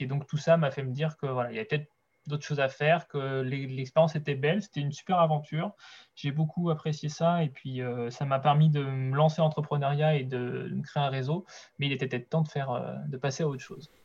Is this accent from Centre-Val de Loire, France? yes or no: no; Brittany, France; moved away as an adult; also born or lived in Angers; now in Segré, France; je suis originaire de Bretagne à la base